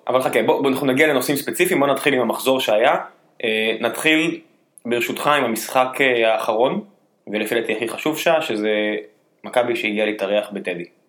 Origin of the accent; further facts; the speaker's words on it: the South, Southern District, Israel; כדרומי מלידה